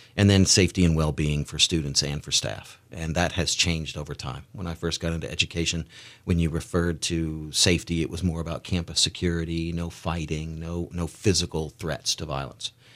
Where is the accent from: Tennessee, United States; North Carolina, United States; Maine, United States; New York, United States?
Tennessee, United States; outside Nashville; moved away as an adult; also born or lived in Beaufort, South Carolina / Parris Island, South Carolina; now in Eugene, United States; I grew up outside of Nashville, Tennessee, in very little towns, Ridgetop and White House and Greenbrier